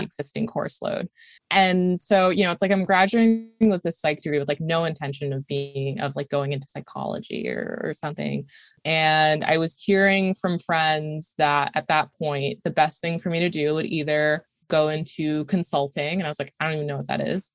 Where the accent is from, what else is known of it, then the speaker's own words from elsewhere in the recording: Saratoga Springs, New York, United States; moved away as an adult; also born or lived in Brooklyn, New York; Upstate New York, a small city. I really consider it more of a small town called Saratoga, where I actually am right now